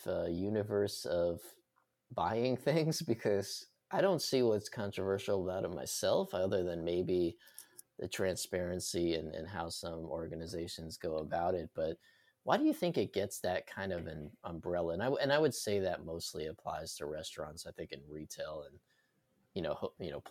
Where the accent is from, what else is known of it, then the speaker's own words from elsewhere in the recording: New York, United States; I grew up in New York